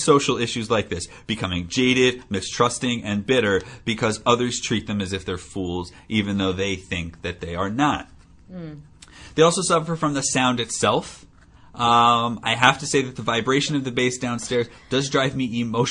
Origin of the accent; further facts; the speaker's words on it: New Jersey, United States; moved away; Back in New Jersey, in my hometown, I lived by an airport